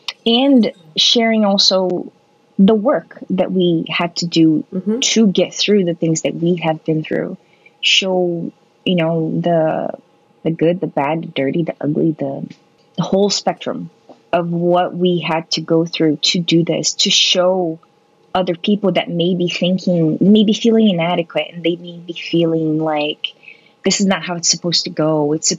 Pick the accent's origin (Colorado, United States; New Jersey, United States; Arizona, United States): New Jersey, United States; born there; I guess we were both born in the Northeast. I was born in New Jersey.